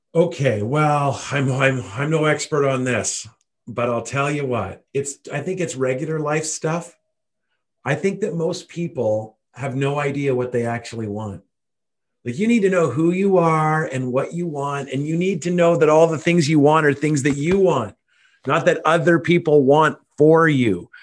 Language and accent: English; Canada; also born or lived in Ottawa, Ontario; as a Canadian, I have outrageous status with Air Canada